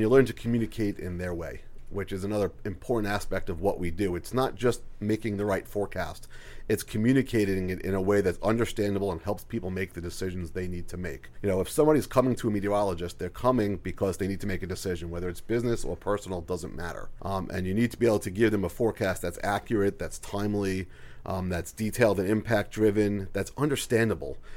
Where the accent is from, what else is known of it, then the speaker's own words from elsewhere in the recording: Long Island, New York, United States; moved away; I am from Long Island originally